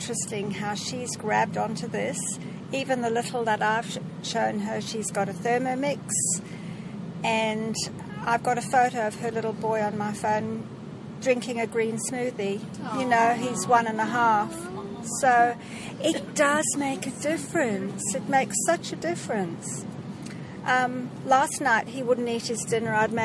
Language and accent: English; Zimbabwe; I'm from Zimbabwe.